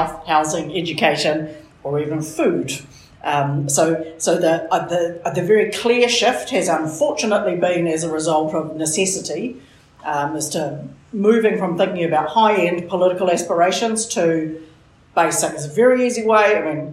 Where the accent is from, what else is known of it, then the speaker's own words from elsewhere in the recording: Auckland, New Zealand; I'm pretty much Auckland born and raised, so a proud resident of the Kingdom of Mount Roskill.